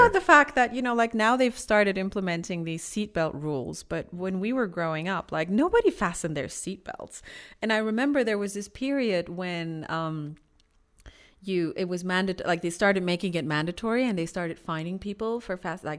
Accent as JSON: {"language": "English", "country": "Iran", "said": "Why would you say I'm not Iranian?"}